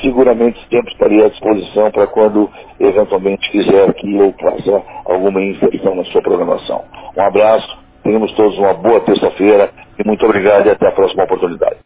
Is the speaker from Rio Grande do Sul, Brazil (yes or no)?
yes; Campo Bom, Rio Grande do Sul, Brazil; eu que sou de Campo Bom, onde fui vereador diversas vezes, prefeito diversas vezes